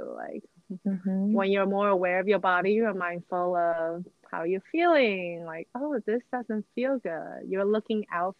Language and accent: English; New Jersey, United States; also born or lived in Taiwan; I was born in Taiwan, and my mom and I and my brothers moved to New Jersey when I was in sixth grade.